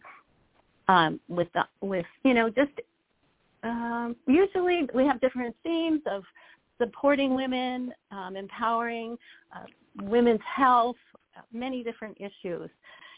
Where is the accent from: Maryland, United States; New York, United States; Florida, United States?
New York, United States; Buffalo; when I was 6 years old, here I am, an only child, grew up in Buffalo.